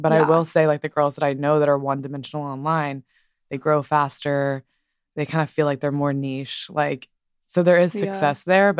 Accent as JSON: {"language": "English", "region": "Texas", "country": "United States", "said": "Yes, I did. I'm from Texas."}